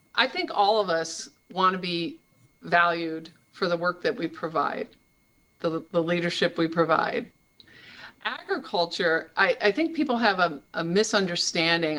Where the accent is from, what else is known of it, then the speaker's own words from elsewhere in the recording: Iowa, United States; I'm from Iowa. These were my towns that I've known for forever